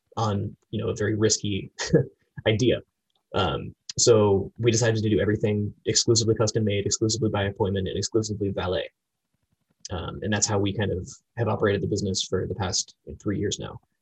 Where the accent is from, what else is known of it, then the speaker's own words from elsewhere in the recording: Florida, United States; moved away as an adult; also born or lived in North Carolina; now in Washington, D.C., United States; I was raised in Florida